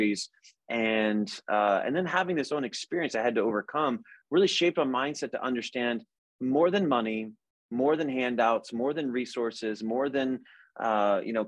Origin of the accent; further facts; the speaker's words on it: United States; I didn't choose to be an American. I was born here